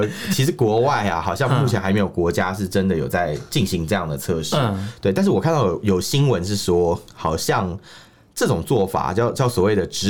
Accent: Taiwan; 那那请问台湾人去怎么办？我们上次讲到那个那些台商回去，岂不是每个都要被肛交？

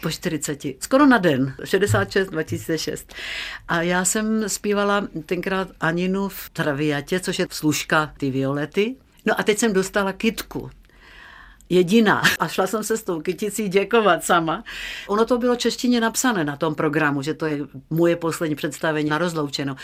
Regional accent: Czechia; jsem holka ze Šumavy

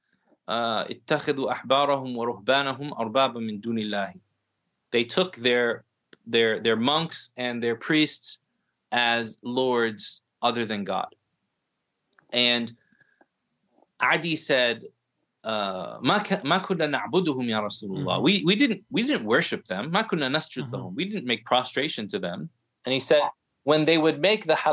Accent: United States; as someone born and raised in the predominant, you know, white Anglo-Saxon Protestant culture of the United States

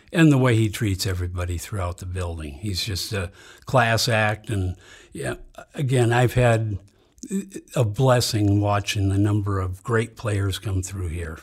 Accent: Saint Paul, Minnesota, United States; I grew up in Saint Paul.

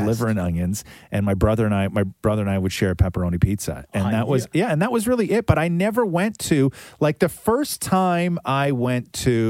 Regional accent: Acton, Ontario, Canada; growing up in Acton

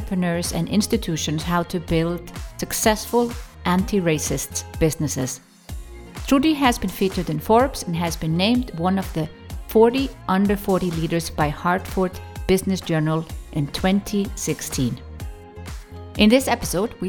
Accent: Iceland; as a Icelandic European woman

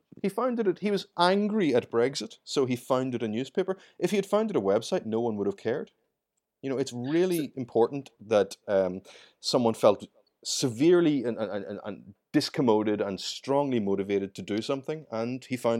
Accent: Ireland; accent: Irish; I mean, you can tell from my accent, I'm Irish, and I grew up during the waning years of the conflict in Ireland.

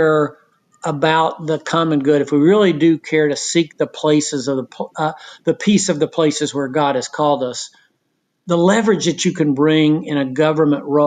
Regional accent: Knoxville, Tennessee, United States; I'm from Knoxville, Tennessee.

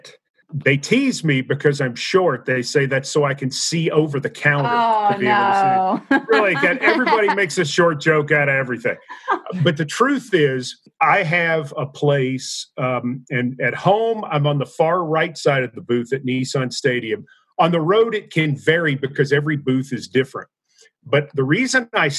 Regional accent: Nashville, Tennessee, United States; also born or lived in Knoxville; I'm from Nashville

